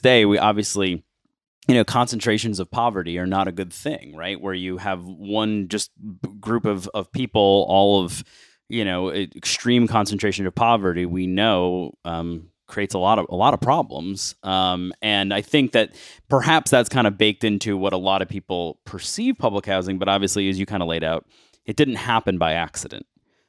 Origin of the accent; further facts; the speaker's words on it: Buffalo, New York, United States; I'm from Buffalo, New York